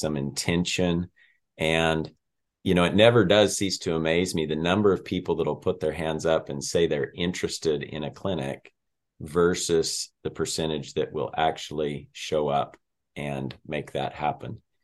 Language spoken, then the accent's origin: English; Colorado, United States; moved away; also born or lived in Montana; I'm originally from Colorado